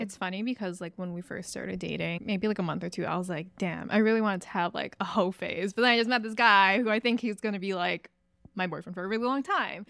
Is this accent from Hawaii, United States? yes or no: yes; Hawaii, United States; moved away as an adult; I'm from Hawaii